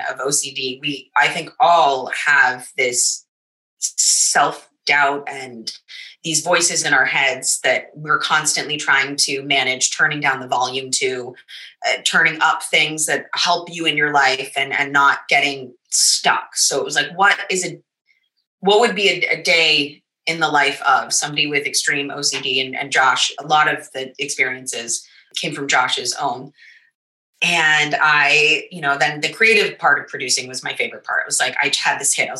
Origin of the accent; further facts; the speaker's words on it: United States; also born or lived in New York; I'm American